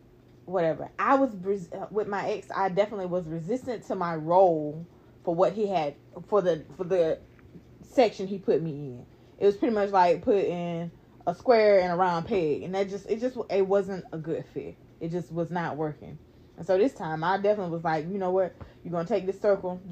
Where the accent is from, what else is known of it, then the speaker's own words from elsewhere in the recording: Missouri, United States; I'm the girl from Missouri.